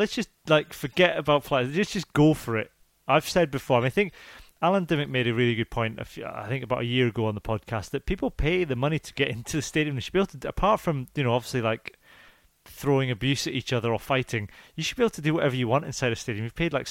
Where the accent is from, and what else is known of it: Scotland, United Kingdom